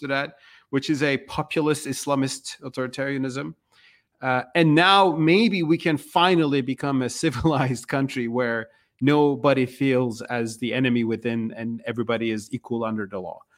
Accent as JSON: {"language": "English", "country": "Turkey", "tie": "born or raised there", "moved": "as an adult", "lives_now": "United States", "said": "I was born and raised in Turkey"}